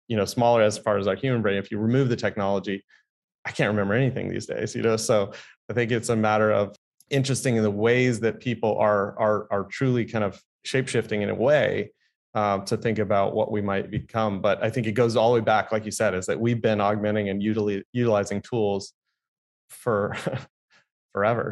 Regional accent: San Diego, California, United States; I grew up here in San Diego

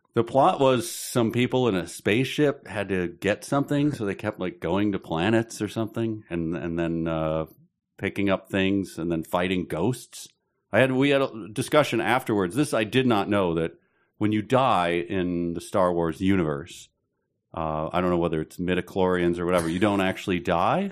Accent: Chicago, Illinois, United States; I'm from Chicago

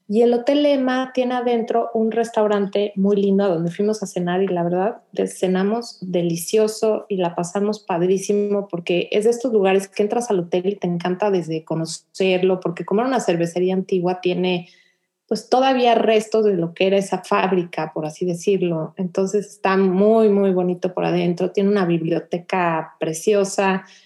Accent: Mexico; now in Houston, United States; nosotros que vivíamos en México

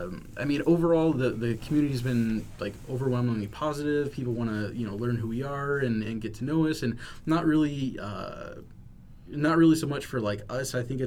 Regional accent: Texas, United States; moved away as an adult; now in Washington, United States; So my hometown was wiped out

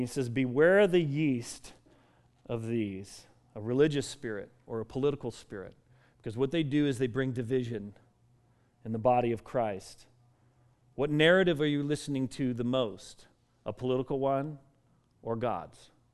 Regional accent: Colorado, United States; I grew up in Colorado

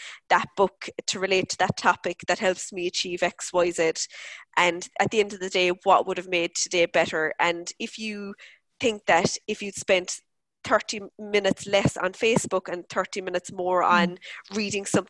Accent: Cork, Munster, Ireland; the area where I grew up in Mayfield in Cork

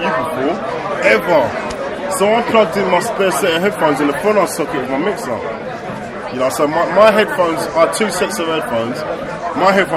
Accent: London, United Kingdom; we grew up in Streatham

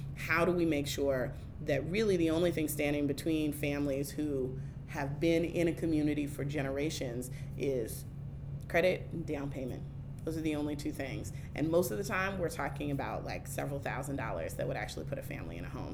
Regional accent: Oakland, California, United States; moved away as an adult; also born or lived in Washington, D.C.; now in Baltimore, United States; the neighborhood and the community that I grew up in in Oakland

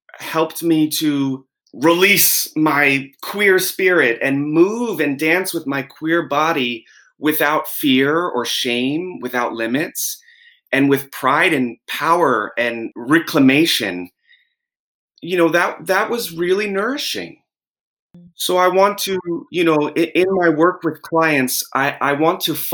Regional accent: Jersey Shore, New Jersey, United States; I grew up on the Jersey Shore in the 90s

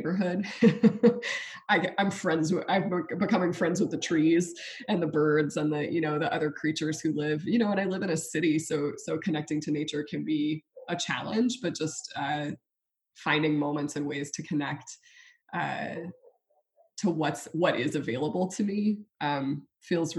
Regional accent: South Louisiana, United States; I live in South Louisiana, we're Cajun

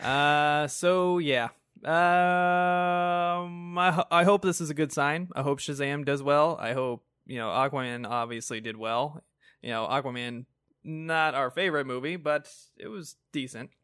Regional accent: United States; as an American

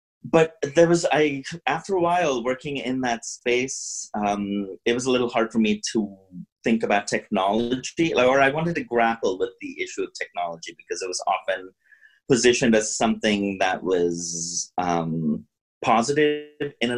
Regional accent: India; moved away as an adult; also born or lived in Pittsburgh, United States; now in United States; I grew up in India

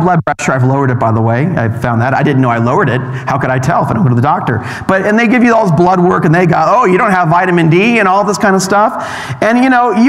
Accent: California, United States; now in Utah, United States; I'm from California

